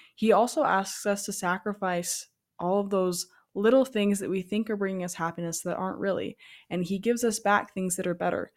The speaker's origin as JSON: {"language": "English", "region": "Alaska", "country": "United States", "tie": "born or raised there", "moved": "yes", "said": "I grew up in Alaska"}